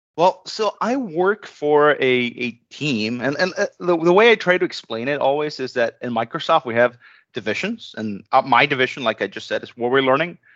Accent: Venezuela; moved away as an adult; I was born in Venezuela.

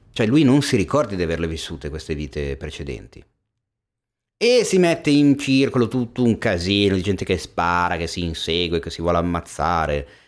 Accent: Milan, Lombardy, Italy; nato e cresciuto a Milano

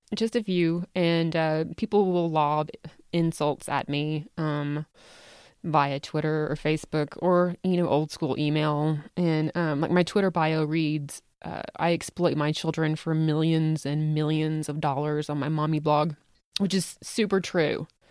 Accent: the South, United States; accent: Southern; now in Salt Lake City, United States; I was born and raised in the South

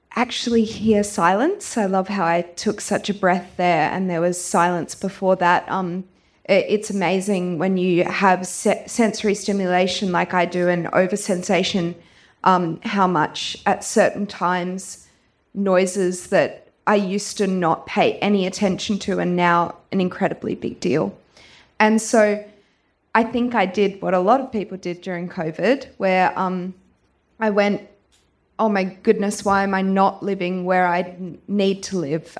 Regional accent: Gracetown and Fitzroy Crossing, Western Australia, Australia; also born or lived in Perth / Dunsborough; I grew up in Gracetown and also in Fitzroy Crossing. I moved to Perth for high school and university

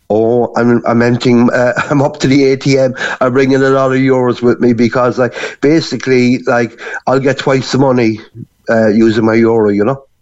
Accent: Cork, Munster, Ireland; moved away as an adult; also born or lived in Gran Canaria; now in Canary Islands, Spain; I'm actually from Albert Road in Cork City

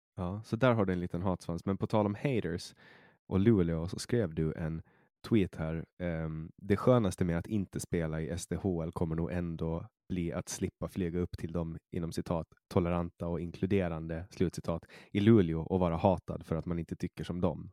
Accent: Åland Islands; also born or lived in Stockholm, Sweden

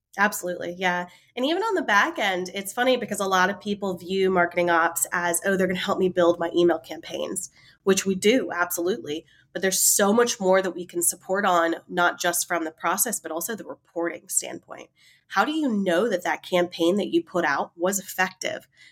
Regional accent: Raleigh, North Carolina, United States; accent: southern drawl; I, I definitely have the little southern drawl. I am from Raleigh, North Carolina, in the States

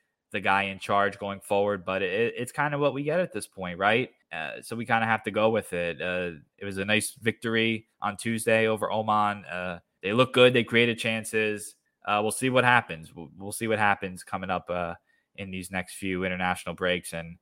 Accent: United States; As an American

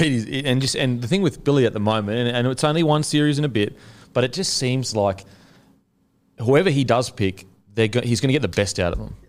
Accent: Queensland, Australia; I'm a Queenslander

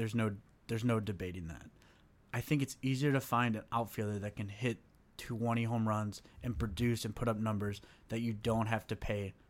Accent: St. Louis, Missouri, United States; we are from St. Louis.

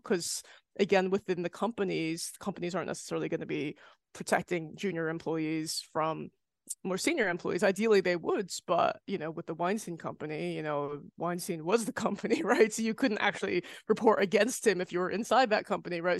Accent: United States; moved away; I'm American, but I don't live there

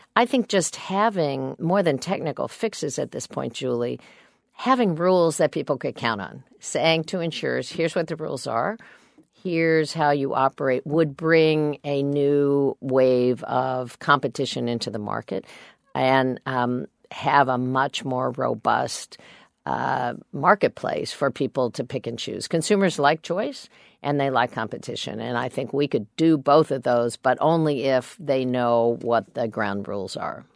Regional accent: Kansas, United States; I'm a Democrat from Kansas

